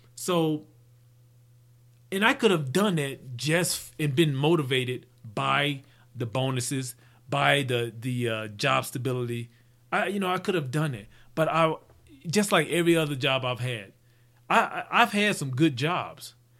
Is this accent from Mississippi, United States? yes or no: yes; Mississippi, United States; growing up in Mississippi